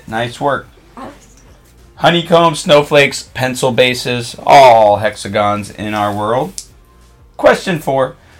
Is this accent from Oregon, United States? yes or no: yes; Oregon, United States; moved away; I grew up in Oregon. I've lived other places